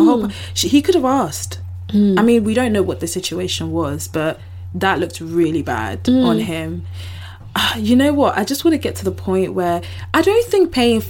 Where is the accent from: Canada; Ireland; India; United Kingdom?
United Kingdom; as British people